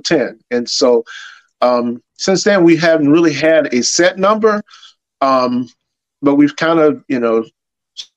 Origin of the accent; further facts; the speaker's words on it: Tallahassee, Florida, United States; I'm actually from Tallahassee, Florida, went to James S. Rickards High School